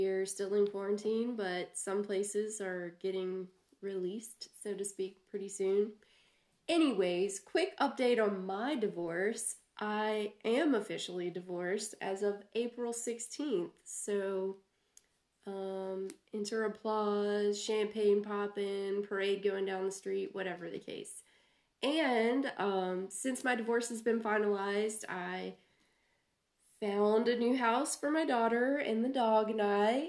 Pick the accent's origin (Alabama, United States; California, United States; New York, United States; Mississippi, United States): Alabama, United States; I'm from Alabama